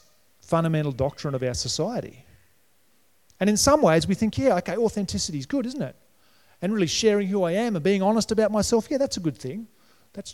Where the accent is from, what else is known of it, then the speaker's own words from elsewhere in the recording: New South Wales, Australia; moved away; also born or lived in Brisbane, Queensland; When I grew up in New South Wales